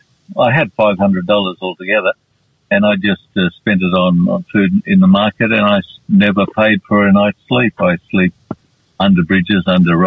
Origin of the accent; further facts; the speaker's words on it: Western Australia, Australia; moved away as an adult; also born or lived in Thailand; I had all my schooling in West Australia in three different cities, three different towns.